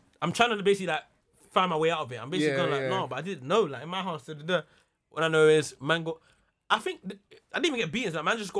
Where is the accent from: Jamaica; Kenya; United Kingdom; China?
Jamaica; I am Jamaican.